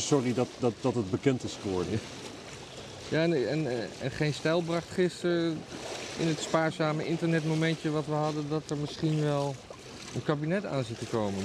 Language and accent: Dutch; Netherlands; als Nederlanders